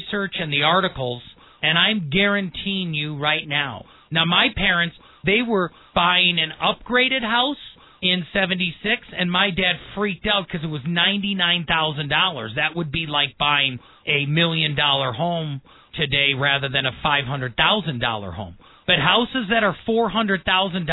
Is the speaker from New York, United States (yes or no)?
no; Milwaukee, Wisconsin, United States; moved away as an adult; also born or lived in Brookfield, Wisconsin; now in Colorado Springs, United States; born and raised in Milwaukee and Brookfield, Wisconsin, but the military and ROTC and my amazing Army adventure brought me to Colorado Springs in 1996